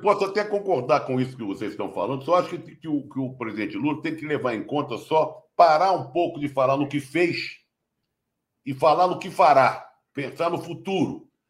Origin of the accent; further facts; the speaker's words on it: Rio de Janeiro, Brazil; eu como carioca